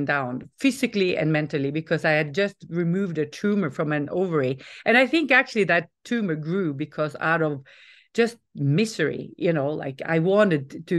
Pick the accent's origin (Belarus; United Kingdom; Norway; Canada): Norway; moved away; also born or lived in Stockholm, Sweden / California, United States / the Alps; I'm Norwegian, but we moved from Stockholm to California